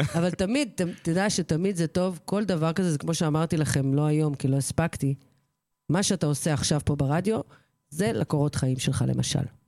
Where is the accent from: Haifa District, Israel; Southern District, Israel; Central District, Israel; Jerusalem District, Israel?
Central District, Israel; Kfar Vitkin; שבכפר ויתקין היה קונדיטור, אחד הטובים בארץ, בנמי ברטיני שביט, או- או עוגות של בנמי, שהוא היה- עושה עוגות צרפתיות, אה, גורמה. זה היה אצלנו במושב